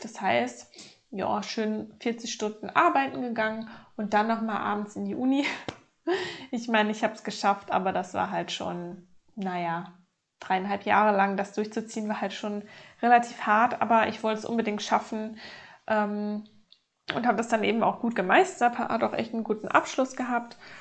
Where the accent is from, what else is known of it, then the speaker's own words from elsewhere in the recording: North Rhine-Westphalia, Germany; aufgewachsen in Nordrhein-Westfalen mit meiner Mutter zusammen.